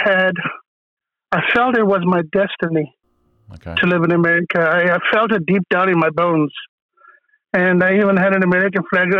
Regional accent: Germiston, Gauteng, South Africa; moved away as an adult; now in San Francisco Bay Area, United States; Well, I'm a Greek South African. I was born in the Germiston in the old Transvaal.

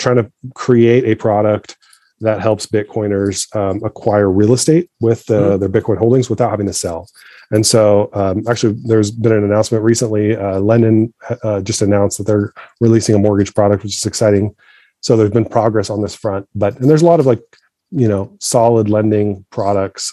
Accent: Egypt; moved away; I'm from Egypt originally

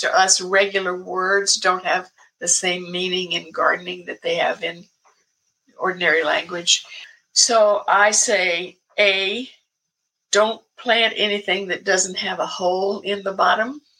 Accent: American South, United States; now in Portland, United States; I was born and raised in the American South

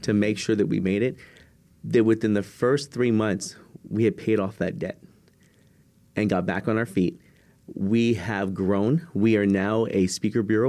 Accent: San Antonio, Texas, United States; I'm originally from San Antonio, Texas

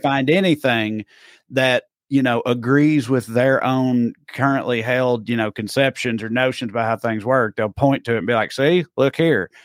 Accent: Tennessee, United States; my home state of Tennessee

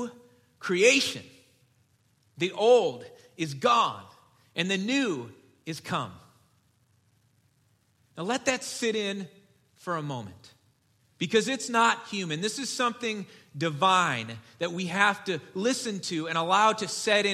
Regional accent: Detroit, Michigan, United States; moved away; I grew up in Detroit. I was a Lions fan as a kid

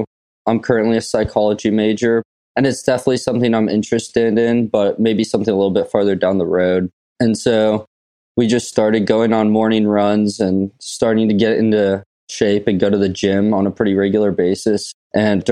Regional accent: California, United States; I'm from California

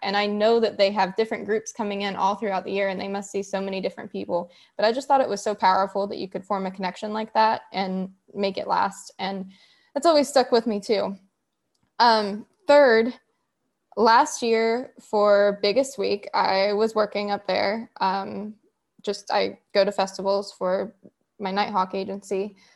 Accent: West Virginia, United States; I'm from West Virginia, born and raised, and I'm still living here now.

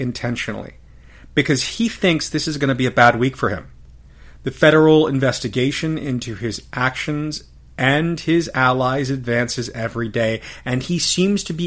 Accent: United States; as an American

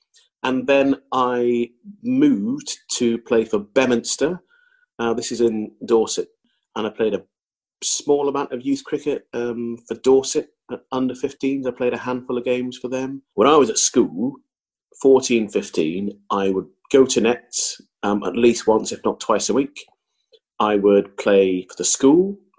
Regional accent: Zambia; born there; And interestingly, I was born in Zambia

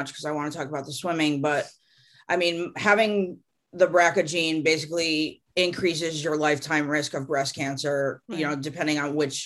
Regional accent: Connecticut, United States; now in California, United States; growing up in Connecticut, I went to like camps that were on lakes.

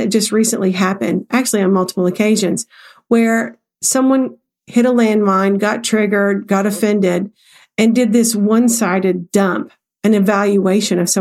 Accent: the South, United States; I'm from the South

